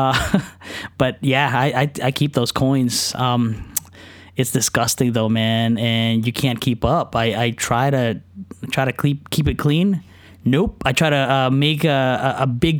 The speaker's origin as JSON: {"language": "English", "country": "Philippines", "said": "I'm Filipino"}